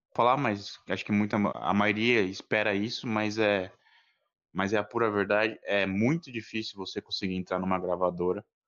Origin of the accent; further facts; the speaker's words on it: São Paulo, Brazil; sou aqui de São Paulo